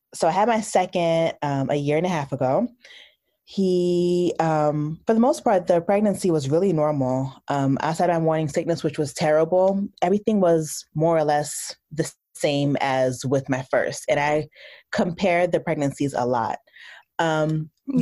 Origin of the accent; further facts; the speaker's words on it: New Jersey, United States; I'm from New Jersey. Uh, my parents are from the Caribbean, so I'm Haitian American. Uh, I went to school undergrad in New Jersey, so I stayed really close to home.